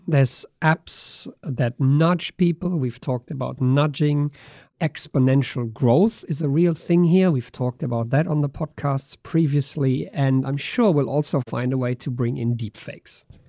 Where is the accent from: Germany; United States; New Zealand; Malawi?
Germany; now in Australia; I grew up in Germany